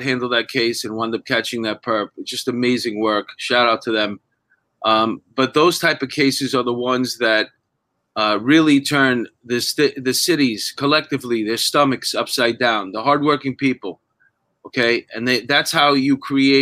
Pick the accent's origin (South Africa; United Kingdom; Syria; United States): United States; New York City, New York; born or raised there